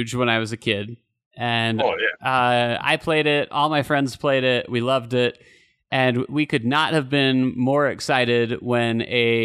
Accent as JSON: {"language": "English", "region": "Utah", "country": "United States", "tie": "born or raised there", "said": "growing up in Utah"}